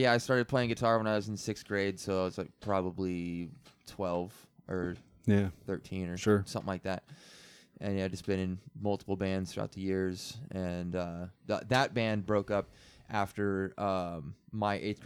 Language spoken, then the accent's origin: English; Amboy, Washington, United States; I grew up in Amboy, which is north